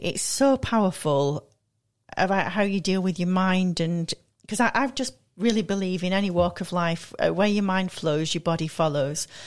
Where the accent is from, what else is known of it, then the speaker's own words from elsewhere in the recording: Manchester, North West England, United Kingdom; moved away; also born or lived in London / Milan; I'm from Manchester originally